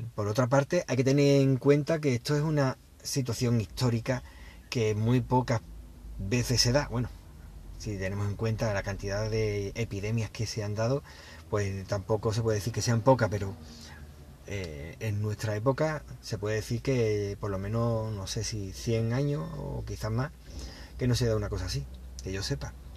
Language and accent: Spanish; Spain; cómo somos los españoles